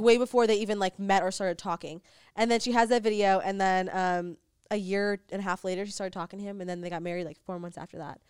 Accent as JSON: {"language": "English", "country": "United States", "tie": "born or raised there", "lives_now": "Los Angeles, United States", "said": "we grew up in America"}